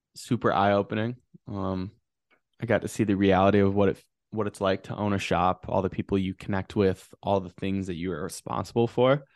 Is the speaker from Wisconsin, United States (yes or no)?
yes; Wausau, Wisconsin, United States; also born or lived in Madison, Wisconsin; growing up in Wisconsin, you know, my mom's a teacher